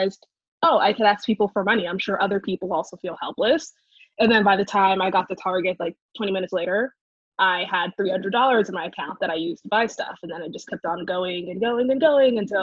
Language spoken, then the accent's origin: English; Gaithersburg, Maryland, United States; also born or lived in Frederick, Maryland / New York; I am from Gaithersburg, Maryland